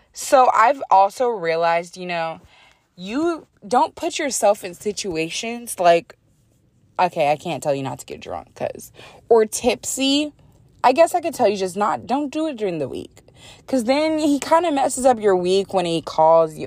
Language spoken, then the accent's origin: English; United States; I'm American